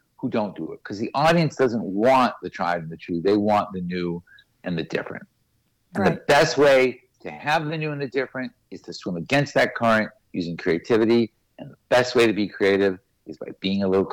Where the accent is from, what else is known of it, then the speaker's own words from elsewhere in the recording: Boston, Massachusetts, United States; We grew up in Boston.